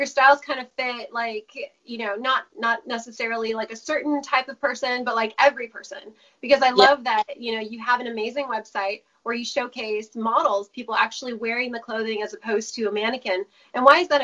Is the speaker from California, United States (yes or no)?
yes; California, United States; now in Nashville, United States; I was born in California. I'm now in Nashville